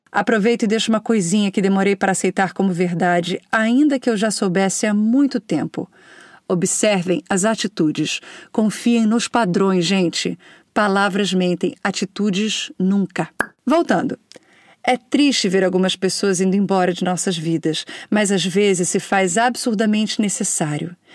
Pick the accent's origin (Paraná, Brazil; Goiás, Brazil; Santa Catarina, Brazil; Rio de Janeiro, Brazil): Rio de Janeiro, Brazil; e olha que eu sou carioca, tá?